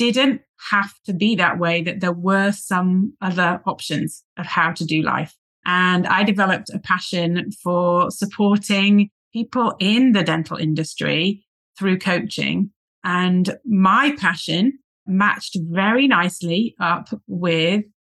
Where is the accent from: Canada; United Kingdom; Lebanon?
United Kingdom; England; moved away as an adult; now in United States; I'm originally from England, which is where the accent is going to come from.